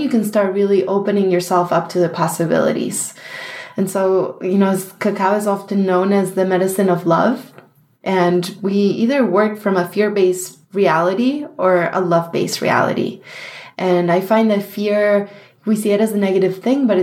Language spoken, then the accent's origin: English; Argentina; now in New York, United States; we grew up in Argentina in a small town that has tons of really, really good chocolate